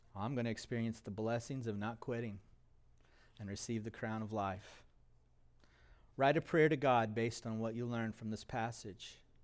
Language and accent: English; United States; As American Christians